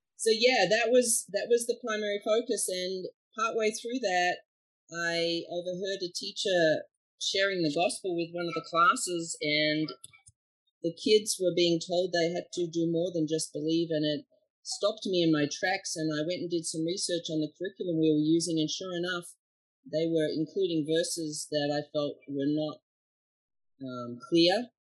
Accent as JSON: {"language": "English", "country": "Australia", "tie": "born or raised there", "also_born_or_lived": "Dallas, Texas / New Jersey / Pennsylvania / Colorado", "moved": "as an adult", "lives_now": "Florida, United States", "said": "I was born in Australia and uh, came over to America after doing my undergrad in high school teaching and doing some Bible college education over there."}